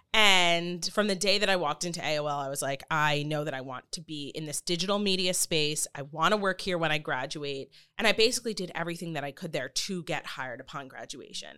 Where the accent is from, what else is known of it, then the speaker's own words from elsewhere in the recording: Long Island, New York, United States; moved away as an adult; now in Florida, United States; I grew up on Long Island, um, moved to the city for high school